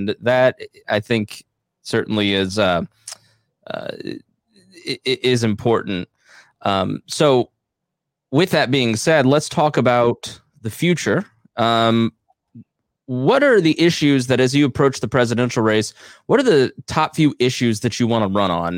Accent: Indiana, United States; even though I'm from Indiana

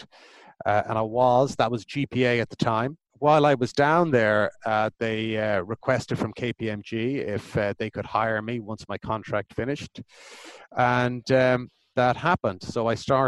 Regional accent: Ireland; growing up in Ireland in the late 80s as a teenager

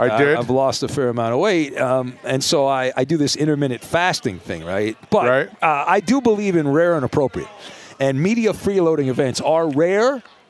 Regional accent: California, United States; My mom, growing up in Orange County, the Rams trained in Irvine and Cal State Fullerton, and so my mom would occasionally drop me off at Rams training camp.

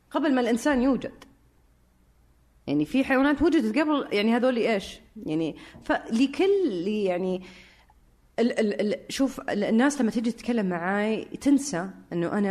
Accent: Syria; فانا سوري آه برجع لها

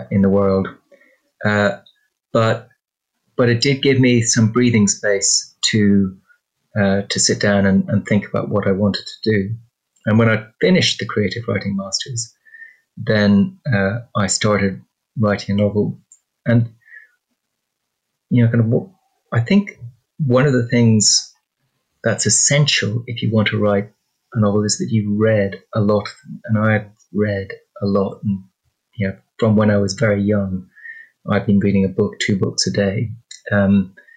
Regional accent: Ireland; I'm Irish

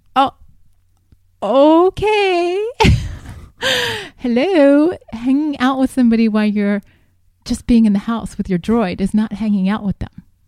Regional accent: Columbus, Ohio, United States; moved away as an adult; also born or lived in Greencastle, Indiana; now in San Diego, United States; I grew up in Columbus, Ohio, and went to college at DePaul University in Greencastle, Indiana.

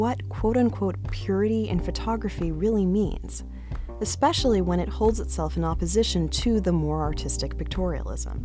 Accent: Boston, Massachusetts, United States; also born or lived in Toronto; I'm from Boston, except for those years that I lived in Toronto

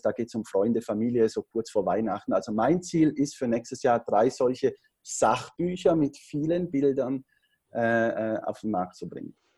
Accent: Switzerland; Ich bin Schweizer, am Bodensee wohne ich, habe da meine Unternehmen

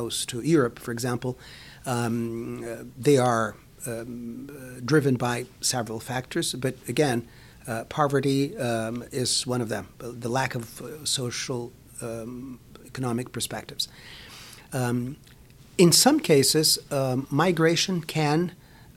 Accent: Rio de Janeiro, Brazil; moved away as an adult; now in New York City, United States; I come from Rio

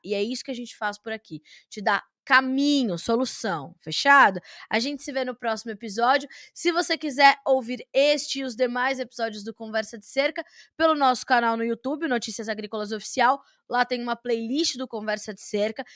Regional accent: Brazil; me atormenta como brasileira

